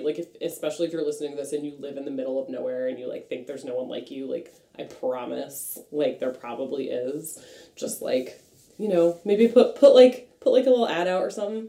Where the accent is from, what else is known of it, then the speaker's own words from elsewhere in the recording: Franklin, Massachusetts, United States; I am from Franklin, Massachusetts.